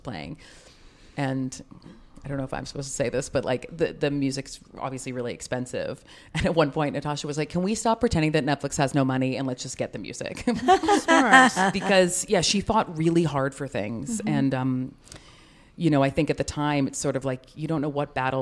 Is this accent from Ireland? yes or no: no; Canada; I'm Canadian